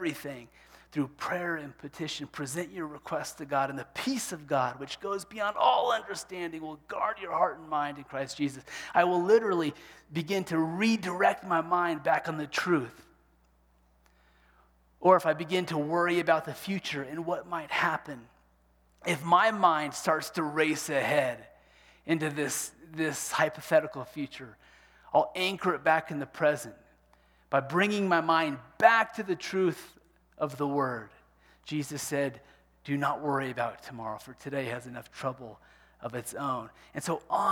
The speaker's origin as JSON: {"language": "English", "region": "Kansas", "country": "United States", "tie": "born or raised there", "said": "growing up in Kansas"}